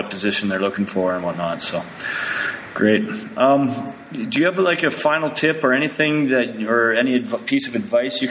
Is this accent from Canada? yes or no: yes; Canada; I'm Canadian